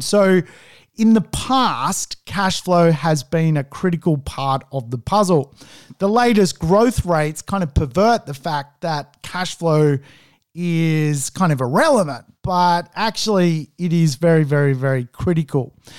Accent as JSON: {"language": "English", "town": "Sydney", "region": "New South Wales", "country": "Australia", "said": "I'm obviously from Sydney."}